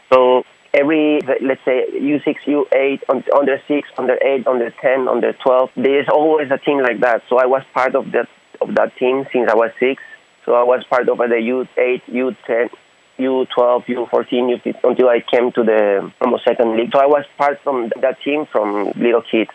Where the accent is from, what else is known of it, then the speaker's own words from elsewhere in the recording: Honduras; moved away as an adult; now in Taiwan; I'm from Honduras, Central America.